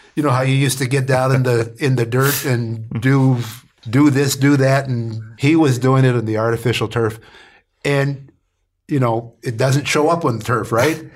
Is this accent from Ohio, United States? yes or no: yes; Canton, Ohio, United States; moved away; growing up in Canton, Ohio, I understood about football and its importance